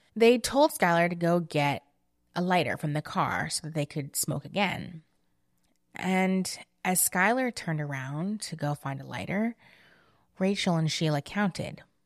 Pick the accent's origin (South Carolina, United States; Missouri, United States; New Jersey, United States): New Jersey, United States; I grew up in New Jersey